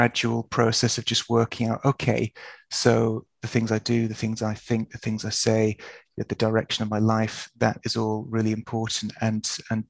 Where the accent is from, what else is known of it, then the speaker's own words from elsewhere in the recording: Yorkshire and the Humber, United Kingdom; I grew up in Yorkshire